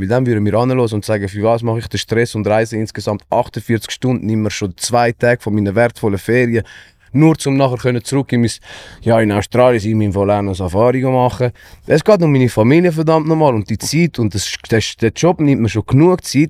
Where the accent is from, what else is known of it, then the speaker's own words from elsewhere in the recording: Switzerland; also born or lived in Greifensee; wir als Schweizer